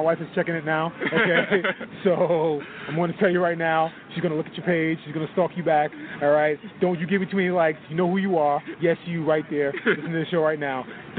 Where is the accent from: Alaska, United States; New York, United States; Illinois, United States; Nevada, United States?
New York, United States; New York City; I'm from Brooklyn, New York.